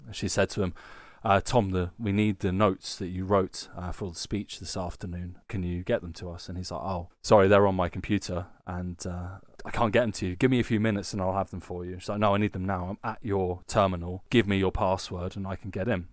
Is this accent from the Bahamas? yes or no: no; United Kingdom; now in Germany; being British people who live in Germany